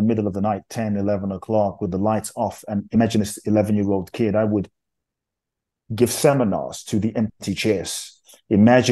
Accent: London, United Kingdom; also born or lived in Ghana; I grew up in London

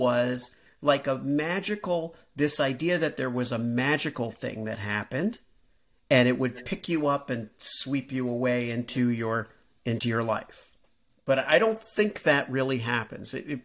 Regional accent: Miami, Florida, United States; also born or lived in New York / California; now in Iowa, United States; I grew up in Miami

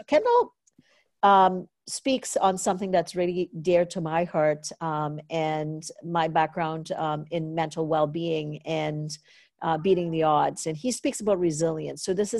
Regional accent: Canada; who is Canadian, and I'm Canadian, and we were in Cape Coral

